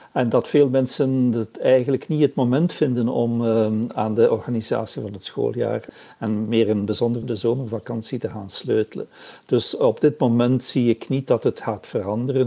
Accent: Flanders, Belgium

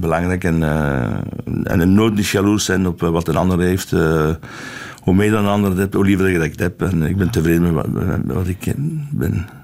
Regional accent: Flanders, Belgium; ik ben Vlaming van, van oorsprong, maar ik ben uh, echt een, een echte Belg

